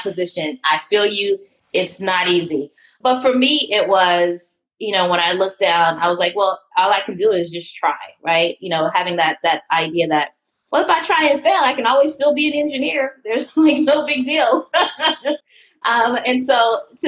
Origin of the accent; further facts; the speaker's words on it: Atlanta, Georgia, United States; I grew up in Atlanta.